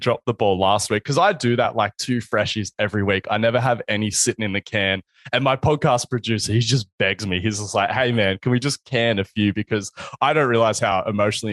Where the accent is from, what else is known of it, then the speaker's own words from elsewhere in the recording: Wollongong, New South Wales, Australia; also born or lived in Sydney; I'd move back to my hometown and I'd sort of try to become the Eric Cressy of Wollongong